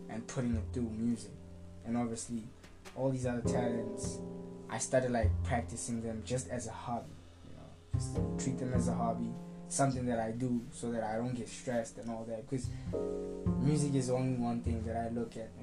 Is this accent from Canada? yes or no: no; West Rand, Gauteng, South Africa; also born or lived in Durban; I'm a West Rand kid because I was raised here since I was young, from pretty much the age of zero until now